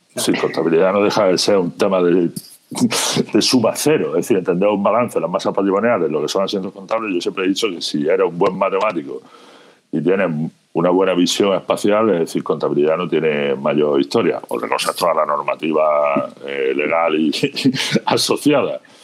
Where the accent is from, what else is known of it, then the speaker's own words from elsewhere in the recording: Andalusia, Spain; moved away as an adult; also born or lived in Jaén / Málaga; now in Galicia, Spain; como mi acento remarca, de un pequeño pueblecito de Andalucía, eh, estuve muchísimos años viviendo entre Jaén y Málaga.